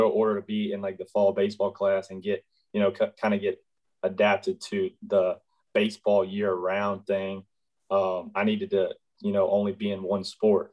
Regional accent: Shepherd, Texas, United States; I grew up in a, a, little small town north of Houston called Shepherd, Texas

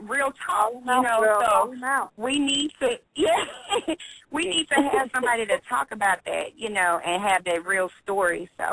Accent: St. Louis, Missouri, United States; I'm from St. Louis. I've come up in, you know, very challenging situations

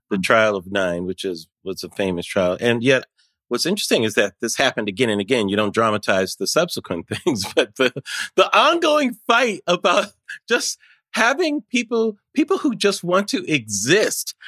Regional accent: United States; As an American

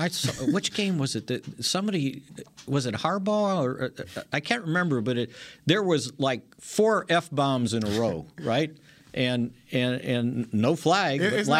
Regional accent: Chicago, Illinois, United States; Growing up in Grant Park

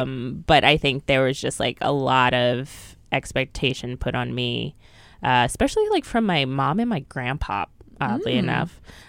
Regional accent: Philadelphia, Pennsylvania, United States; now in New York, United States; I was Philly.

